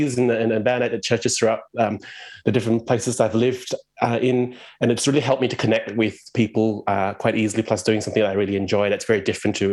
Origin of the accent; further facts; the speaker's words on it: Malaysia; moved away as an adult; now in Melbourne, Australia; I'm from Malaysia originally. I grew up there, lived there for 20 years, and then I moved to Australia about 20 years ago